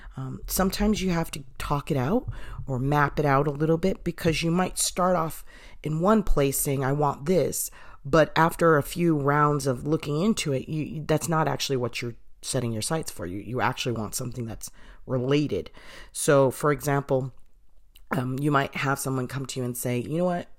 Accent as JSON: {"language": "English", "town": "Boston", "region": "Massachusetts", "country": "United States", "said": "I'm from Boston."}